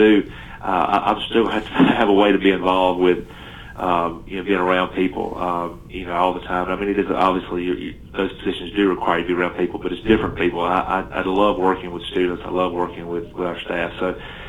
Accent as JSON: {"language": "English", "area": "Turner County", "region": "South Georgia", "country": "United States", "tie": "born or raised there", "also_born_or_lived": "Lanier County, Georgia", "moved": "as an adult", "lives_now": "Bremen, United States", "said": "Turner County, which was my hometown. I got to go back home"}